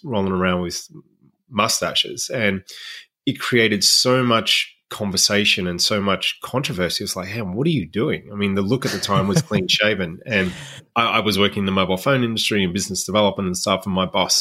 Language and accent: English; Melbourne, Victoria, Australia; Went to a Catholic boys' school growing up in Melbourne, Australia